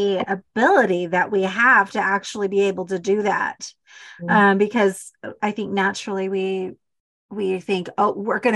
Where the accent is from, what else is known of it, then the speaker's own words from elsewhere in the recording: Utah, United States; accent: Utah; I love my accent, my Utah accent.